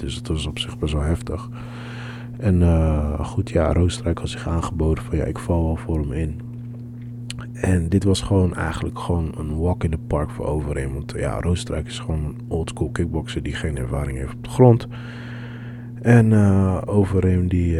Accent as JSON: {"language": "Dutch", "town": "Amsterdam", "region": "North Holland", "country": "Netherlands", "said": "We zeggen: ja, Amsterdam."}